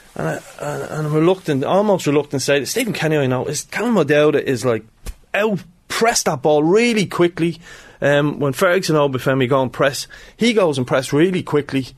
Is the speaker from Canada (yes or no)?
no; Ireland